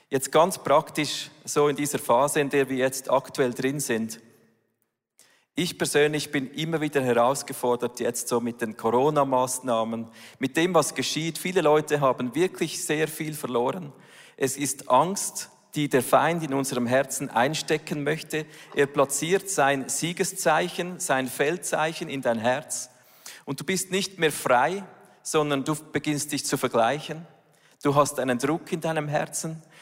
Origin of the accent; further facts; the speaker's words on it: Switzerland; Das ist ja nicht gerade unsere Heimat als Schweizer